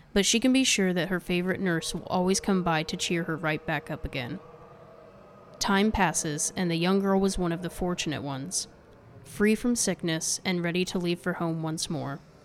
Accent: United States; as an American

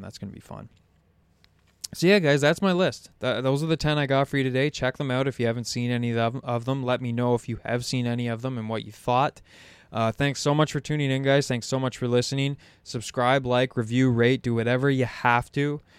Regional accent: Canada; as a Canadian. Like I was born in the same hospital as the guy.

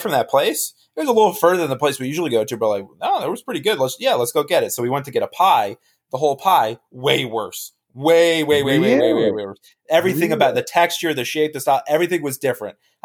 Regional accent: New Jersey, United States; now in Knoxville, United States; I'm originally from New Jersey

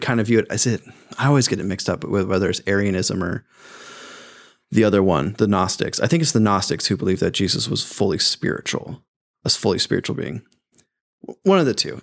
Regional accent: United States; as an American

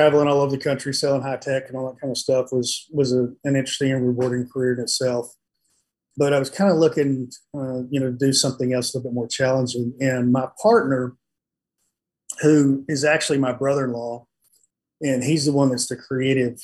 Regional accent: West Texas, United States; I was growing up in West Texas

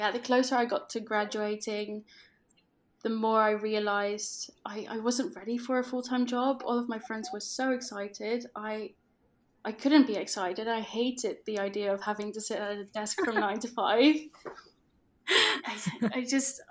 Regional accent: Netherlands; accent: Dutch; English is a second language; I am Dutch, which you might be able to tell from my accent, but I completely run my business in English.

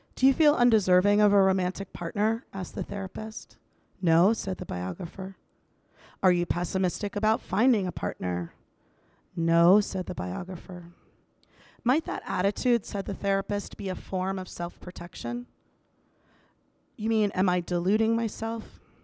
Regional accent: Washington, District of Columbia, United States; moved away; I'm back in my hometown of Washington, D C

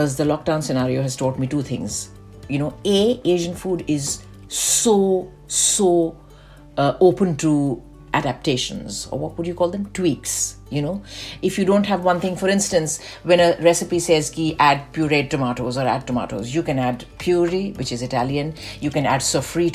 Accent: Delhi, India; moved away; I am a Bengali, but we grew up in North India

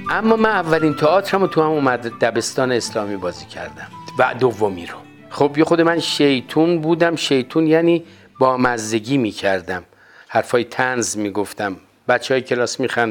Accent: Tehran, Tehran Province, Iran; در محله عباسی تهران به دنیا آمدم تا حدود چهار پنج سالگی شاید کمتر من در اون محله زندگی میکردم

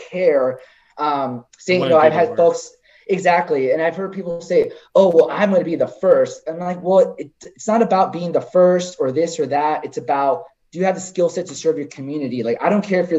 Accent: Lathrop, California, United States; also born or lived in San Jose, California / Stockton, California / Manteca, California; there's three towns between two freeways that I really grew up in, Stockton, Lathrop, and Manteca

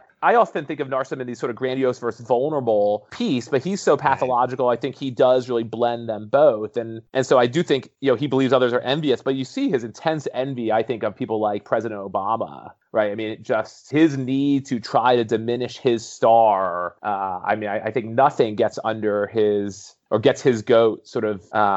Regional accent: New York, United States; I grew up in New York

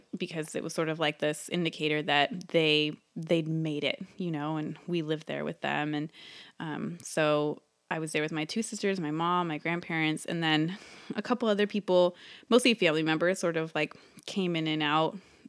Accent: California, United States; I grew up in the San Francisco, like, East Bay, and I'm the second daughter of three, so I'm the middle child.

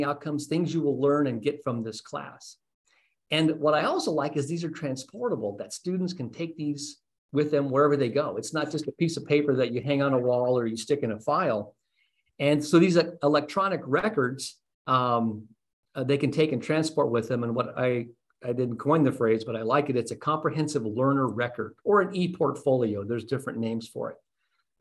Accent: Las Cruces, New Mexico, United States; moved away as an adult; also born or lived in California / Texas / Arizona; now in Los Angeles, United States; I grew up in Las Cruces, New Mexico. It's my hometown.

